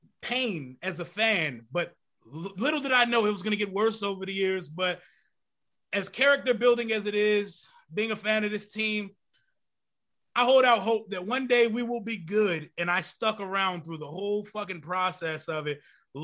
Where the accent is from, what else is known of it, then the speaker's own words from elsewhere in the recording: Woodbridge, Virginia, United States; now in Stafford, United States; I'm from Woodbridge, Virginia. I lived there my whole life. I live in Stafford now.